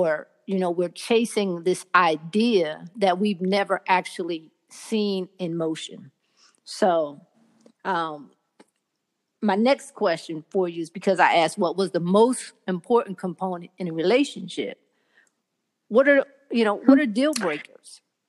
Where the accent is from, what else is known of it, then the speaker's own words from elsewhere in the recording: New Jersey, United States; now in Florida, United States; I'm in Florida, but I'm from the Jersey, Philly. South Jersey area.